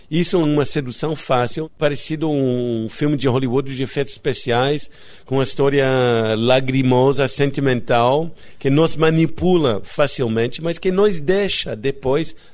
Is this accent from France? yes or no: yes; France; Portuguese is a second language; also born or lived in Italy / Greece / India / England; now in Rio de Janeiro, Brazil; eu cresci na França, na Itália, na Grécia, na Índia, no, na Inglaterra. E... Nada disso explica que falo português.